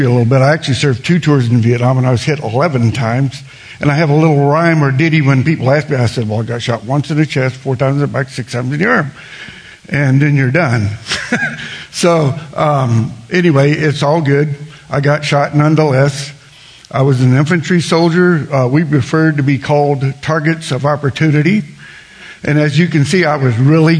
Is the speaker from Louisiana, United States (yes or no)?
yes; South Louisiana, United States; I grew up in South Louisiana